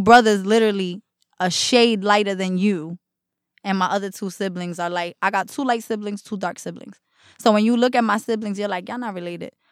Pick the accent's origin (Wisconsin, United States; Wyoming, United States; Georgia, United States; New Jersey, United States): New Jersey, United States; Jersey City; also born or lived in Newark; I grew up in Jersey City in Newark.